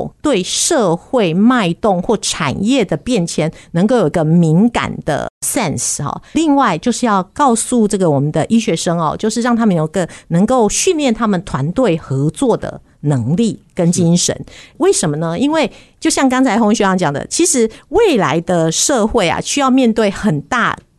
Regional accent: Vancouver, British Columbia, Canada; 我是从国三的时候啊，家里就移民到加拿大温哥华，所以我是在加拿大长大哈。

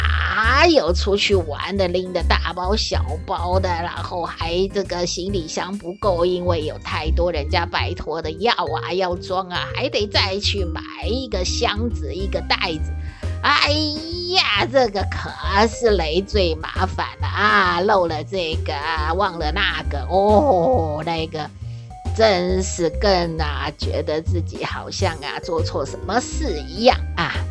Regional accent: Taiwan; 咱们台湾人怎么那么喜欢吃药嘞？

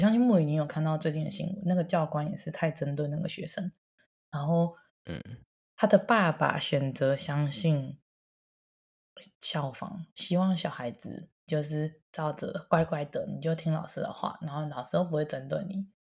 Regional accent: Taiwan; moved away; 毕竟我也是在台湾土生土长的人

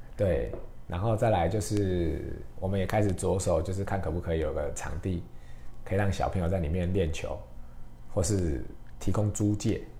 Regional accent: Taiwan; 帮助我们台湾人可以更好的在国际上面发光发热

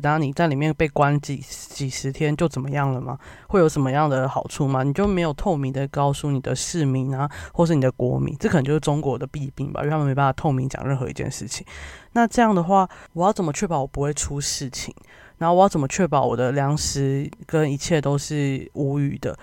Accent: Kaohsiung, Taiwan; 那时候我就在高雄，我就是一个高雄人

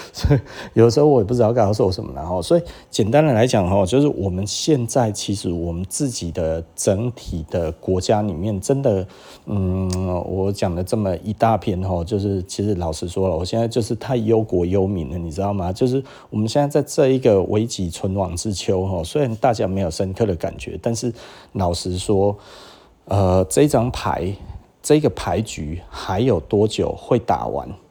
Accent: Taiwan; 我们台湾人

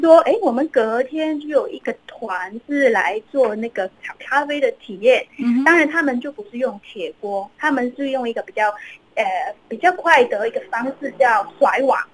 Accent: Hong Kong; moved away as an adult; now in Nanzhuang, Taiwan; 对我们嗯哼。香港人来讲，就是蛮，蛮向往这样的一个生活环境的

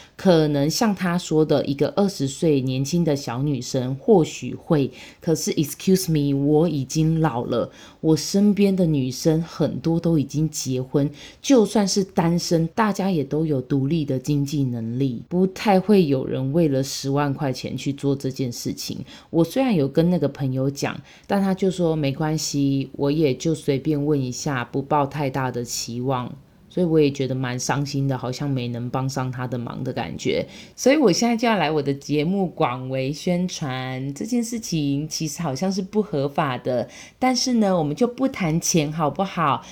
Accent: Taiwan; 我是台湾人

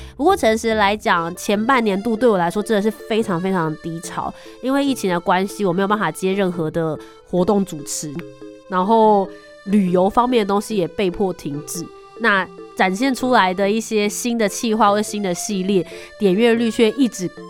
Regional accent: Taiwan; 我是台湾人，台湾 Number One。

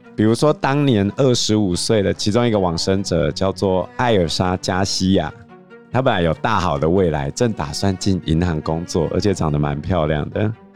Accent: Taiwan; 我们台湾人习惯做头七二七嘛

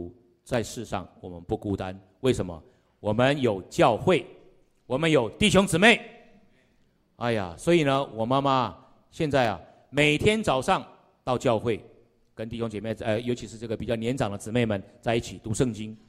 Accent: Wutai, Pingtung County, Taiwan; 我刚刚讲说我从屏东来的，啊，从屏东来的这个从山上这个雾台

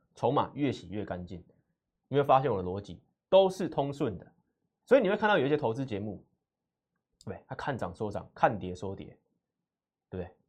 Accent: Taiwan; 我来自外资花旗，所以我看待台股解盘分析

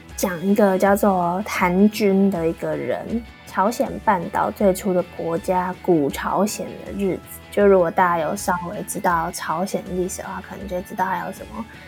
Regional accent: Taipei, Taiwan; moved away as an adult; now in Busan, South Korea; 我是台北人是一件很幸运的事情

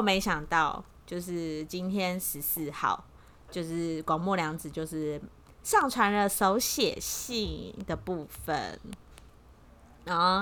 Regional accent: Taiwan; 我们台湾人

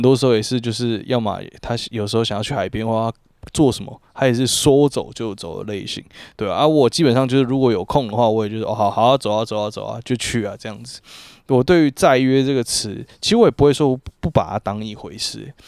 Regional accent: Taipei, Taiwan; 我们台北人很习惯使用那种就是礼貌式的道别，道别语

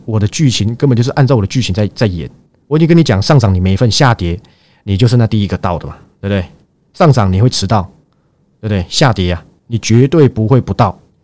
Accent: Taiwan; 因为我不是闽南人，不好意思，我是台湾人

